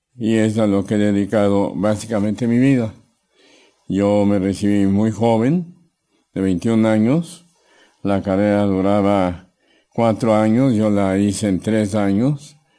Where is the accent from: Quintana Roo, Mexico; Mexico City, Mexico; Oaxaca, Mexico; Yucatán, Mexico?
Mexico City, Mexico; also born or lived in Davenport, Iowa, United States; yo soy mexicano, por nacimiento. Nací en la Ciudad de México en 1945.